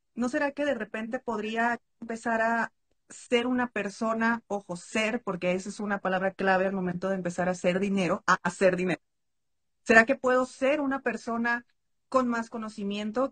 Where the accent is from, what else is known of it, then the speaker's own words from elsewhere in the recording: Mexico; soy mexicana